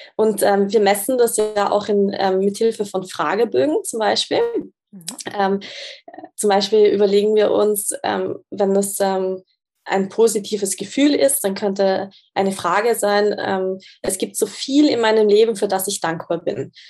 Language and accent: German; Austria; moved away as an adult; also born or lived in Graz / Zurich; ich komme ursprünglich aus Österreich